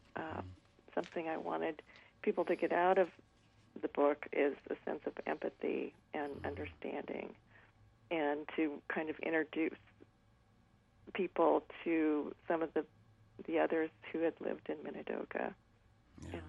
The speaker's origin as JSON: {"language": "English", "town": "Nampa", "region": "Idaho", "country": "United States", "tie": "born or raised there", "said": "growing up in Nampa, Idaho"}